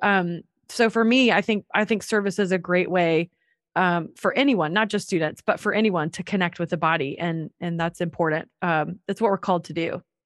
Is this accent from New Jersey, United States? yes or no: no; North Carolina, United States; moved away as an adult; also born or lived in Atlanta; I'm from North Carolina